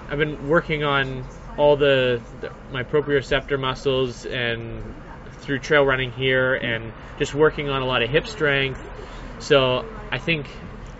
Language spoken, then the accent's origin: English; Surrey, British Columbia, Canada; I grew up in Surrey, in Wally, which is basically the ghetto of the Lower Mainland